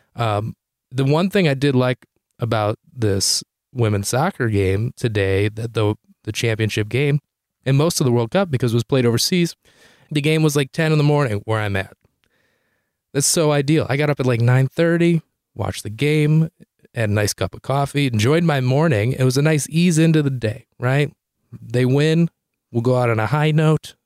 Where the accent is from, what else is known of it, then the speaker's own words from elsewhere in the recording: Detroit, Michigan, United States; also born or lived in Chicago; I'm from Detroit, Michigan